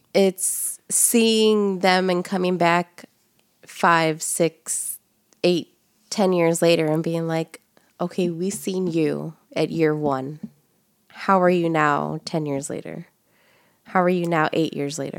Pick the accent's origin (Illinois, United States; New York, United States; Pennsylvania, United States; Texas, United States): Illinois, United States; Chicago; we're from the Southeast side of Chicago